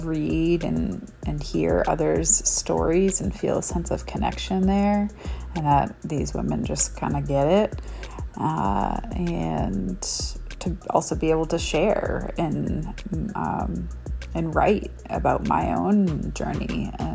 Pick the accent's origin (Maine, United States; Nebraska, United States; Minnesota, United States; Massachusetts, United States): Maine, United States; Portland; I'm from Portland, Maine. I was first diagnosed when I was 29.